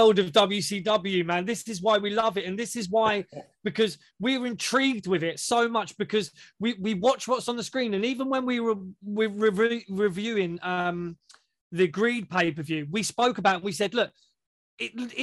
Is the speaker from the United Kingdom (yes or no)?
yes; United Kingdom; we're British guys. We've been trained in the British way